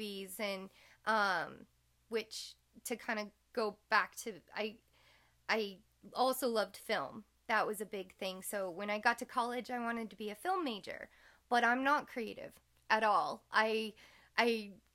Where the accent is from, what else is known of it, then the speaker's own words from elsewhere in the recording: Orange, California, United States; growing up in Old Town Orange